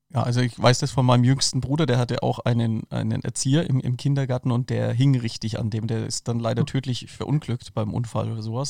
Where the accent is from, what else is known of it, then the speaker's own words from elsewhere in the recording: Franconia, Bavaria, Germany; ich bin aus Franken